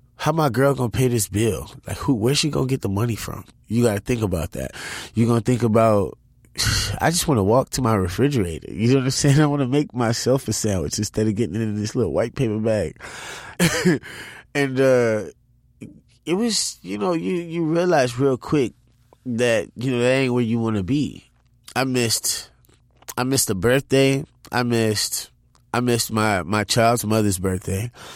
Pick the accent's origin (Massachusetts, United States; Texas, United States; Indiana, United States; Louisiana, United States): Louisiana, United States; New Orleans; I'm from New Orleans.